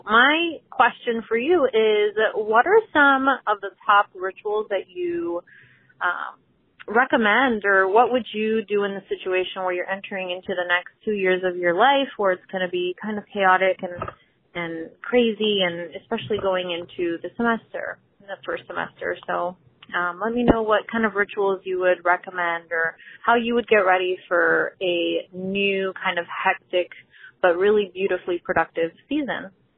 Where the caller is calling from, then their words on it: Florida, United States; I'm calling in from Florida in the United States.